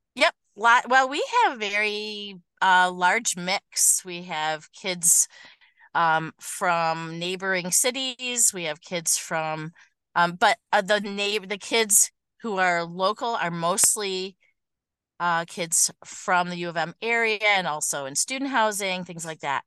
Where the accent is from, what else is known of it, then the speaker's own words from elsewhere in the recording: Oak Park, Michigan, United States; I have been in Michigan my whole life. I grew up in the Detroit area right near the zoo